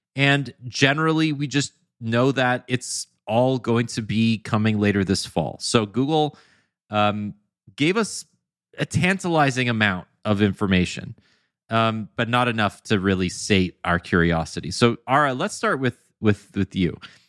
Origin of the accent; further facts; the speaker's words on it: Canada; Yeah, I think so too. It's called being Canadian.